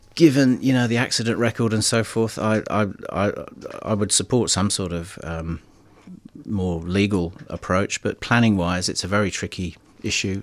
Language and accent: English; United Kingdom; now in Melbourne, Australia; being a Brit